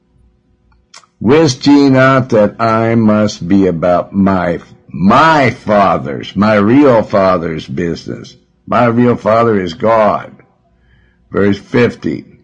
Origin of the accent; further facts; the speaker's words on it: Montana, United States; also born or lived in Joplin, Missouri; now in Los Angeles, United States; I was born in Joplin, Missouri, but when I was 2 years old, they took me to Montana. That's where I was raised